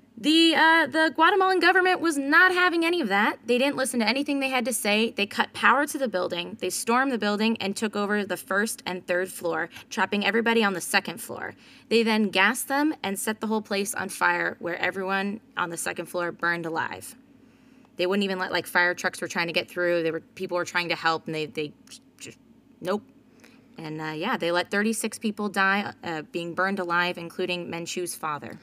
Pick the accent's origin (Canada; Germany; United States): United States; me being an American